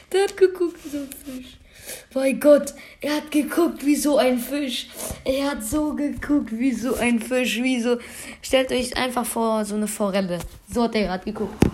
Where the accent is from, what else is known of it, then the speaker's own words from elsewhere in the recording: Iran; Nein, ich bin, äh, also, willst du das wirklich wissen? Ich bin Iraner.